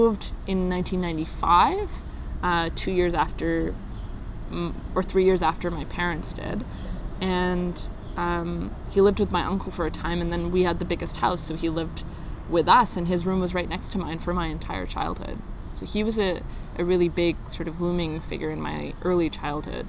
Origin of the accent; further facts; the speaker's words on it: Richmond Hill, Ontario, Canada; I was born in 1993 on October 6th. At York Central Hospital in Richmond Hill